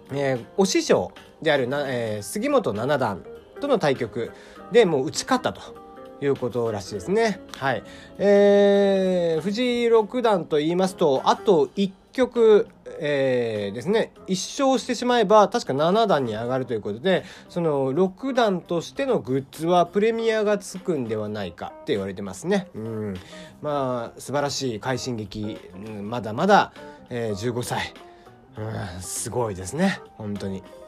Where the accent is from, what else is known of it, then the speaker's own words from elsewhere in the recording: Kyushu, Japan; なんせ九州人なので